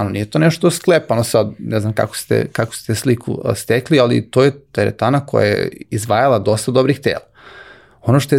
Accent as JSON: {"language": "Croatian", "town": "Gugalj", "region": "Moravica District", "country": "Serbia", "tie": "born or raised there", "said": "A dolazim iz eh, jednog vrlo malog mesta koje se baš nalazi između Požeg i Lučana. To selo se zove Gugalj."}